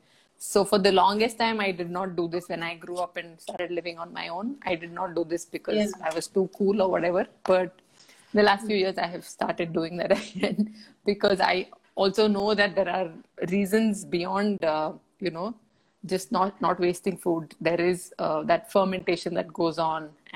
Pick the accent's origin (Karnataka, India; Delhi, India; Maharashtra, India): Karnataka, India; Bangalore; an 80s kid growing up in Bangalore, India, we got our first telephone when I was 15